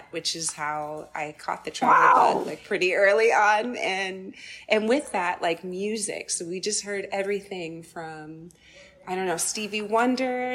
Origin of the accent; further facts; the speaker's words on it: Chicago, Illinois, United States; I was born in Chicago and grew up on the South Side